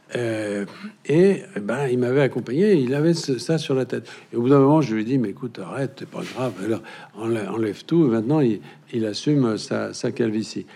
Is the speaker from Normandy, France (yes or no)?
no; Berry, Centre-Val de Loire, France; chez moi dans le Berry